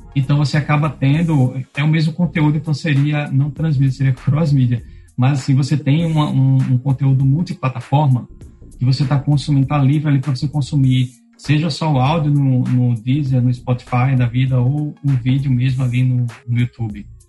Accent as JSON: {"language": "Portuguese", "region": "Pernambuco", "country": "Brazil", "also_born_or_lived": "Rio Grande do Norte", "moved": "yes", "lives_now": "Natal, Brazil", "said": "eu não sou daqui do estado, eu sou de Pernambuco"}